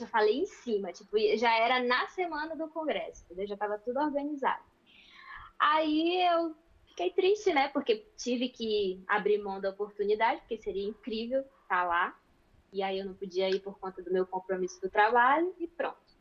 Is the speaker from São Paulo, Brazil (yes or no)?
no; Manaus, Amazonas, Brazil; now in Braga, Portugal; Eu sou do Amazonas, de Manaus